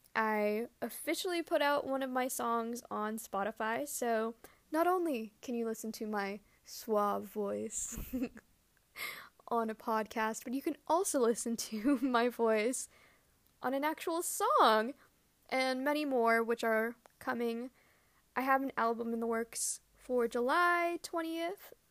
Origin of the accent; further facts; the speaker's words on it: Canada; growing up in Canada